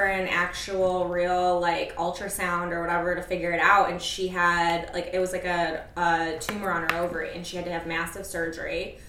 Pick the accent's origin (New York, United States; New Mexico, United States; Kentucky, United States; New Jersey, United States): New York, United States; western; now in Chicago, United States; I'm like from far, far upstate, western New York. But in Chicago.